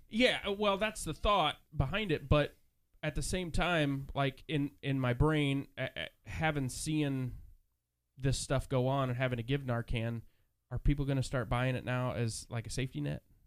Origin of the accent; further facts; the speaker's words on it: Nebraska, United States; moved away; I'm originally from Nebraska.